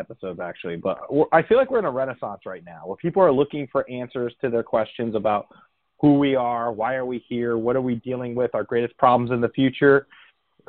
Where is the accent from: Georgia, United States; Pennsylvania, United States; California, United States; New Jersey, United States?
New Jersey, United States; Bergen County, northern; I actually grew up outside of New York myself, but in northern New Jersey in Bergen County